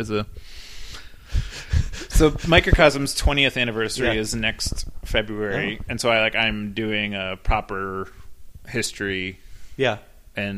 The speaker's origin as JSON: {"language": "English", "town": "Cleveland", "region": "Ohio", "country": "United States", "moved": "yes", "lives_now": "Portland, United States", "said": "Cleveland informs me way more than Portland does"}